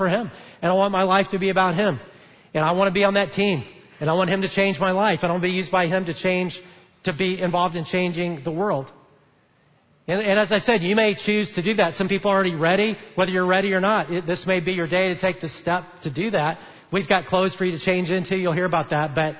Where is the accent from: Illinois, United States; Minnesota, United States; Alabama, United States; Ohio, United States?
Alabama, United States; Huntsville; I grew up in Huntsville, Alabama